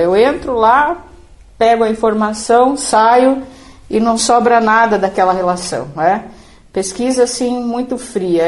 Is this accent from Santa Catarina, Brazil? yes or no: yes; Itapiranga, Santa Catarina, Brazil; moved away; nós nascemos em Itapiranga, em Santa Catarina